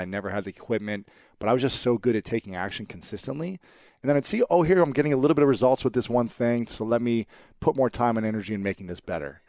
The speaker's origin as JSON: {"language": "English", "region": "Ohio", "country": "United States", "also_born_or_lived": "New York", "moved": "as an adult", "said": "I'm here from Ohio"}